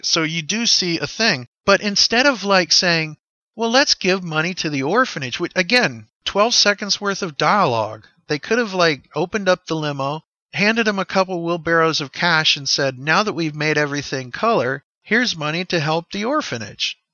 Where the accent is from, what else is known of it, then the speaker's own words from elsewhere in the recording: United States; as an American kid